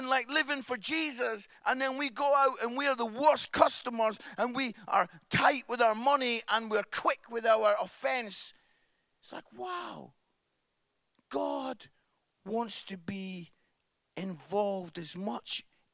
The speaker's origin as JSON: {"language": "English", "town": "Musselburgh", "region": "Scotland", "country": "United Kingdom", "said": "I'm from Musselburgh, which is just outside Edinburgh. And I used to go up to the Edinburgh Fringe every summer"}